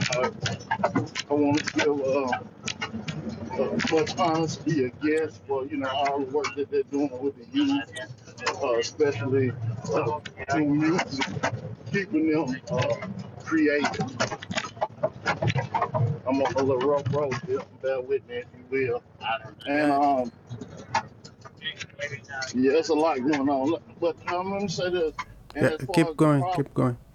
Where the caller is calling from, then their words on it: North Carolina, United States; I'm coming from North Carolina territory.